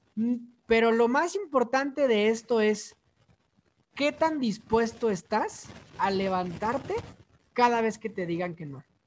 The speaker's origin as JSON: {"language": "Spanish", "region": "Mexico City", "country": "Mexico", "tie": "born or raised there", "said": "soy originario de la Ciudad de México"}